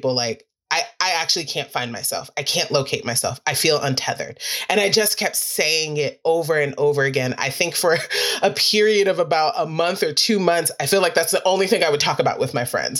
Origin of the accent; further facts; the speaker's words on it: New York City, New York, United States; I'm actually a city kid. I'm from Queens, New York.